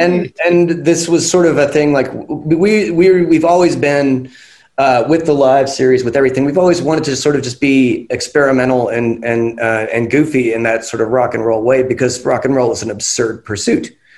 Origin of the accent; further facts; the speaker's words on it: West Virginia, United States; now in Los Angeles, United States; I'm from West Virginia.